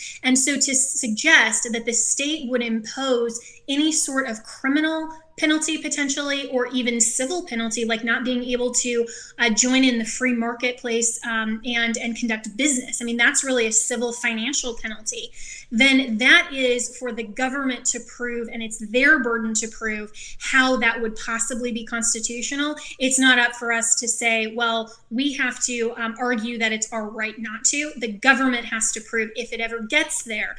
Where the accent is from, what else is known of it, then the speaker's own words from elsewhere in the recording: Colorado, United States; my home state, Colorado